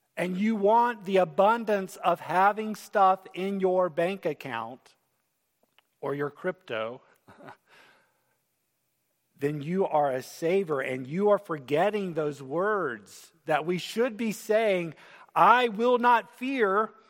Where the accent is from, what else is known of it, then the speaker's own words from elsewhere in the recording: United States; as Americans